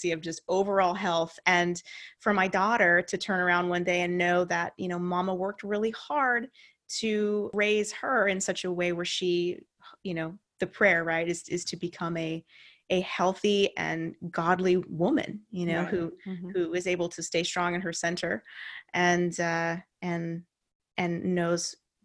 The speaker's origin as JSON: {"language": "English", "town": "Santa Cruz", "region": "California", "country": "United States", "tie": "born or raised there", "also_born_or_lived": "Santa Rosa", "said": "my hometown of Santa Cruz, where I reconnected with my high school sweetheart"}